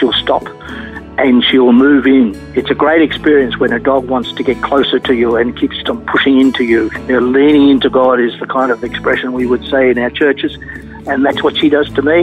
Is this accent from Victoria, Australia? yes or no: yes; Melbourne, Victoria, Australia; I was born in Melbourne, in a little town called Heidelberg.